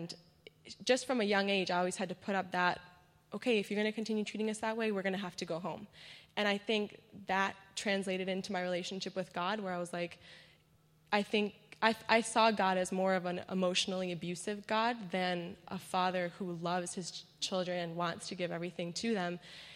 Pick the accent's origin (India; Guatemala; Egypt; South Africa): Guatemala; moved away; I was born and raised in Guatemala.